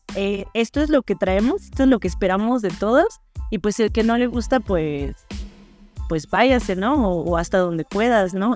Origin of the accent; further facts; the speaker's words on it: Mexico; como mujeres mexicanas